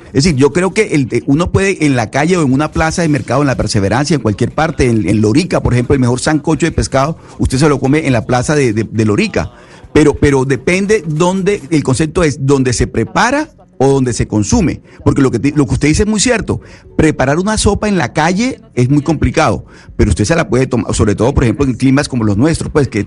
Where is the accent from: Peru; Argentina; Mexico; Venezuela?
Venezuela; como venezolano